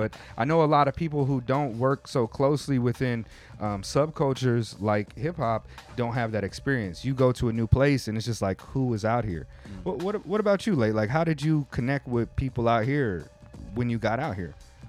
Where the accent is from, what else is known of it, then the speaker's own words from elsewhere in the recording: United States; moved away as an adult; now in Tokyo, Japan; I'm American.